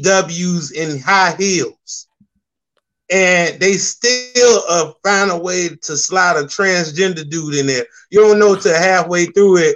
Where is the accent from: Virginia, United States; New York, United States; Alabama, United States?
Virginia, United States; Norfolk; also born or lived in South Carolina; My dad was in the military, and I technically claim Norfolk, Virginia here, like born and raised.